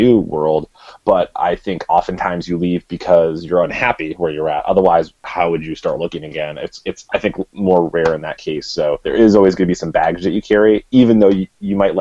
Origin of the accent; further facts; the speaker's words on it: Midwest, United States; I grew up in the Midwest, my dad worked in a factory